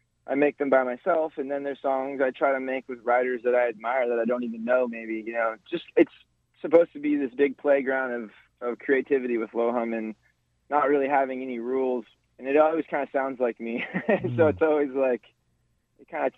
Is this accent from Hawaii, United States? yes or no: yes; Hawaii, United States; also born or lived in California; I'm a Hawaiian musician playing indie rock